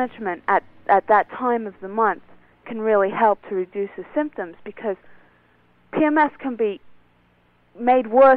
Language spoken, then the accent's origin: English; England, United Kingdom; I'm English, actually.